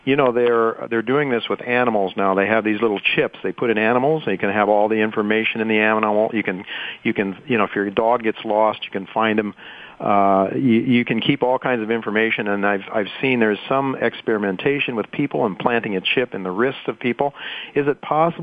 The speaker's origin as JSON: {"language": "English", "region": "Ohio", "country": "United States", "said": "we're both from the Buckeye State"}